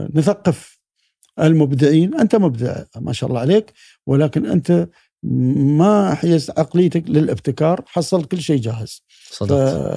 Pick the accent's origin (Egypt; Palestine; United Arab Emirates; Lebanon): United Arab Emirates; ابن الامارات